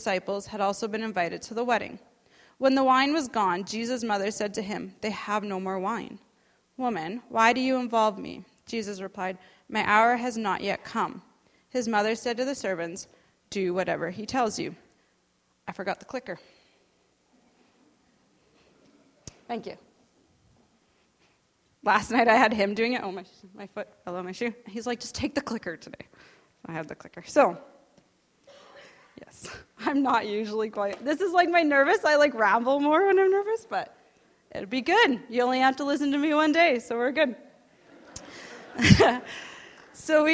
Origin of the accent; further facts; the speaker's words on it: Saskatchewan, Canada; I grew up there, born and raised in Saskatchewan.